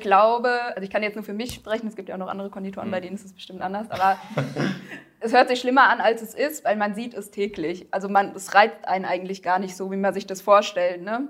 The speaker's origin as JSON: {"language": "German", "region": "southern Hesse", "country": "Germany", "said": "ich bin 28 Jahre alt, komme aus Südhessen"}